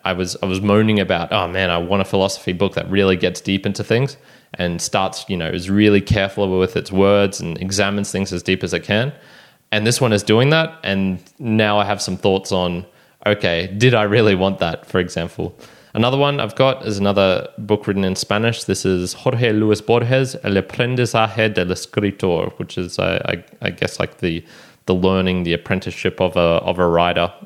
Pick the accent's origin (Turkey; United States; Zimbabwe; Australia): Australia; take me as an Australian